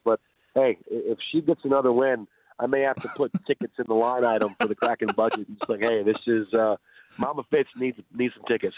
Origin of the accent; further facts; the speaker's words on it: Detroit, Michigan, United States; now in Seattle, United States; I'm from Detroit